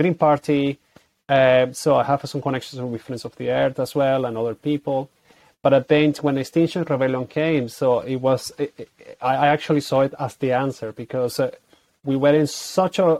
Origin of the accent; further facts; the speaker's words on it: Caracas, Capital District, Venezuela; moved away as an adult; also born or lived in Colombia; now in Ireland; I grew up in the capital in Caracas